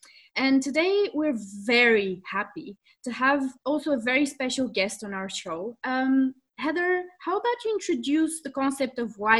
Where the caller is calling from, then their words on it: Brussels, Brussels-Capital Region, Belgium; I'm joining from Brussels.